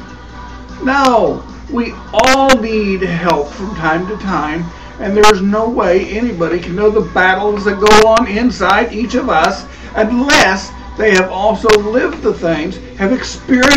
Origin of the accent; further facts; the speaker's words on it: Kansas, United States; also born or lived in Wichita, Kansas / McPherson, Kansas; So far in my life, I have lived in my hometown, Wichita and McPherson. All towns of different sizes, and all in Kansas.